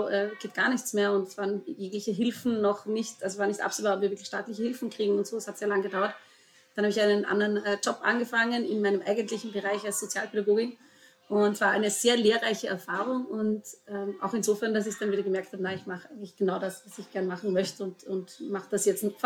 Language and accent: German; Vorarlberg, Austria; äh, ich komme aus Vorarlberg, auch wenn ich meinen Dialekt inzwischen gut vertuschen kann.